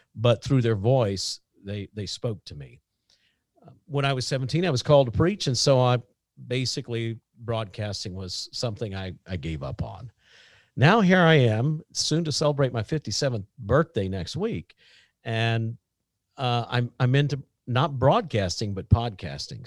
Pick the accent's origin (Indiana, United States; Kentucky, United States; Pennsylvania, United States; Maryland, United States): Indiana, United States; Southern; I'm from Southern Indiana